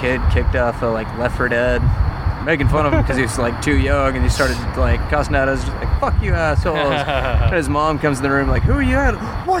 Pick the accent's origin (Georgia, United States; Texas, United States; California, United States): Texas, United States; Austin